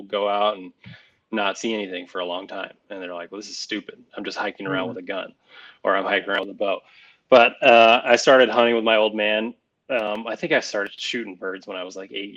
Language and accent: English; Nevada, United States; I grew up in Nevada